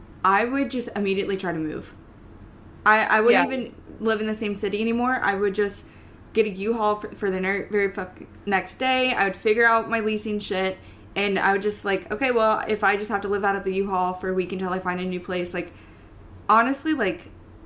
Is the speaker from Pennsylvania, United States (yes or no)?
no; Iowa, United States; now in Ohio, United States; and you know, I'm totally fine with letting people know that, like, I live in Ohio.